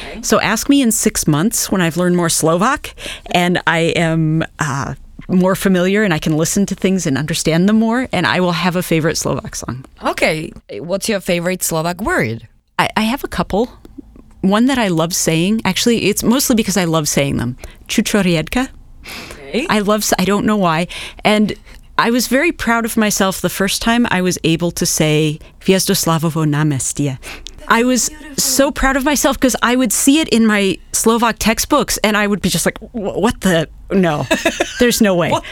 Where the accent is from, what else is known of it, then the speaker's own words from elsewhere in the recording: Nebraska, United States; moved away as an adult; also born or lived in Chicago / Massachusetts / New York City; I grew up in Nebraska